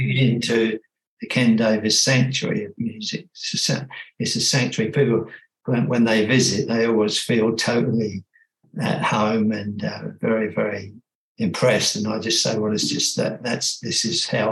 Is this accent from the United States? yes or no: no; England, United Kingdom; now in Australia; I'm British by birth and spent my young years there with very very nice parents